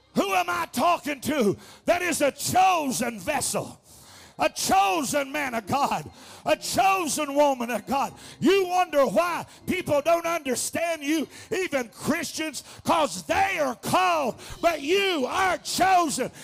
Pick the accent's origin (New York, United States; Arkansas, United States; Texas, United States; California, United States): Arkansas, United States; I'm from Arkansas